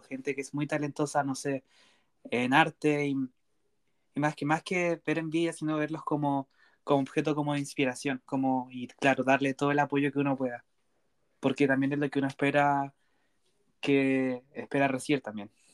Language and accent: Spanish; Chile; soy de una ciudad cercana al sur, centro-sur del país Chile